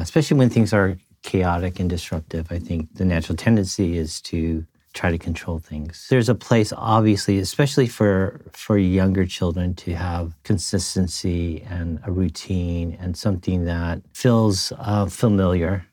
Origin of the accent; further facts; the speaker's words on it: United States; I'm a third generation Japanese American.